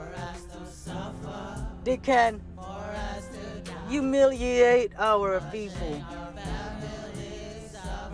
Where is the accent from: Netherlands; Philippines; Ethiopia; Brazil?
Philippines; Panglao, Central Visayas; now in United States; I was born in Panglao Buhol, where the Eskaya tribe is